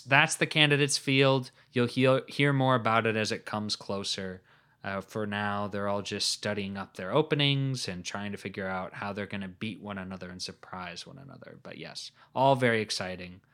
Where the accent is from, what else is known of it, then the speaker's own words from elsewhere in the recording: United States; I'm an American